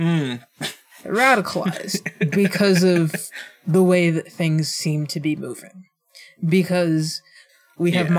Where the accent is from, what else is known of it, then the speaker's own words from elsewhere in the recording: Illinois, United States; I'm from Illinois